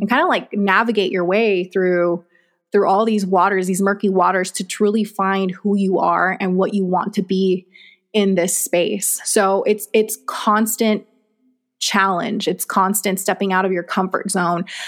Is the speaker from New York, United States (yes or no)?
no; Texas, United States; also born or lived in Mexico; now in Arizona, United States; I was born in Mexico. Um, we grew up majority of our childhood in Texas, moved to Arizona.